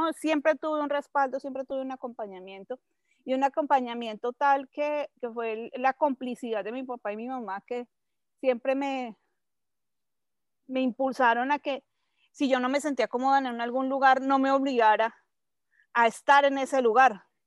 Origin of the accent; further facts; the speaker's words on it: Bogotá, Colombia; moved away as an adult; now in Mexico City, Mexico; soy colombiana, soy bogotana, nací en Bogotá hace ya poco más de 45 años